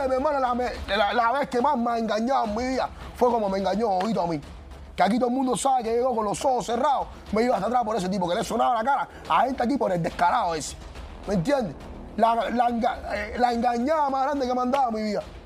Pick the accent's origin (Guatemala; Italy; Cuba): Cuba; Yo soy cubano